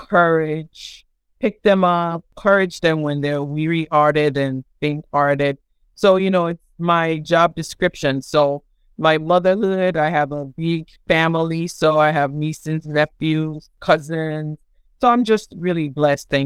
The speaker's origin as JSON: {"language": "English", "country": "Nigeria", "tie": "born or raised there", "also_born_or_lived": "Providence, Rhode Island, United States / Tallahassee, Florida, United States", "moved": "as an adult", "lives_now": "United States", "said": "I was born in Providence, Rhode Island, and started being raised in Tallahassee, Florida. And then my family, my parents moved back to Nigeria when I was 8 years old. And then, you know, of course, I was in Nigeria for about 13 years"}